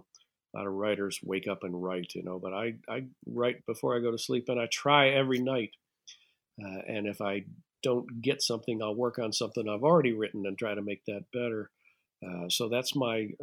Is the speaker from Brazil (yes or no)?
no; United States; I'm an American